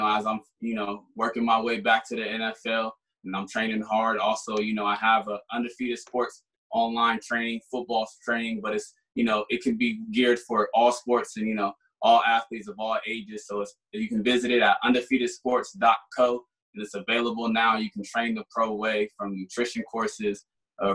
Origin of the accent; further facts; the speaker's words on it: Sacramento, California, United States; now in Denver, United States; I'm from Sacramento, but I live in Denver now